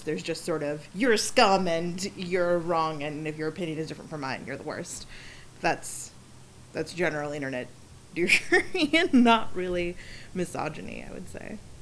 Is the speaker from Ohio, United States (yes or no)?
no; Silicon Valley, California, United States; moved away as an adult; now in Los Angeles, United States; I'm from the Silicon Valley